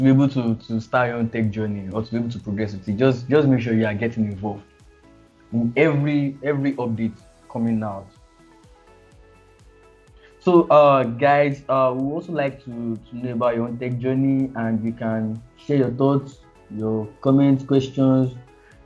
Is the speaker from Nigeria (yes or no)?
yes; Nigeria; I'm from Nigeria